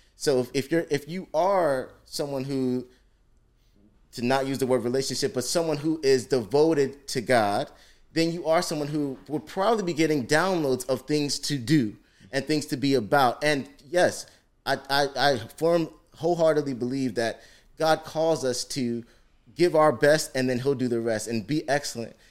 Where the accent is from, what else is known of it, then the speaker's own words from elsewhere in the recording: Ghana; I'm Ghanaian